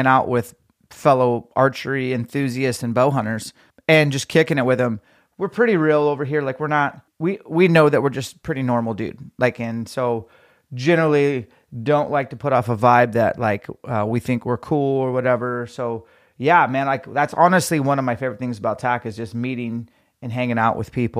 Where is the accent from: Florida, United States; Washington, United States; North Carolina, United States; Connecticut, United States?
Washington, United States; my home state of Washington